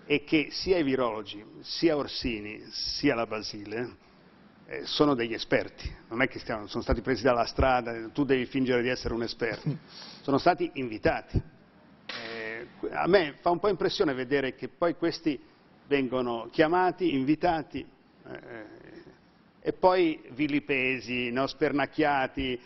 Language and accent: Italian; Milan, Lombardy, Italy; sono lombardo, sono milanese